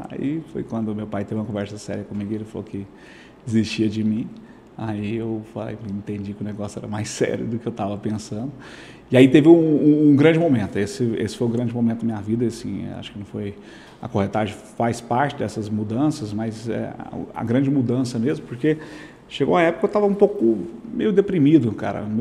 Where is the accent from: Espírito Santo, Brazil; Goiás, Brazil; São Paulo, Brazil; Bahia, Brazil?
Goiás, Brazil; Aruanã; É, sou aqui do Aruanã, né? Aruanã.